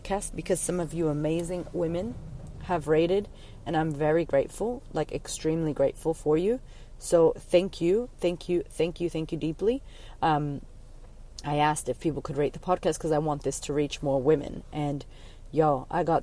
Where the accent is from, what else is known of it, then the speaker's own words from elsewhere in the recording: United States; moved away as an adult; I was from America.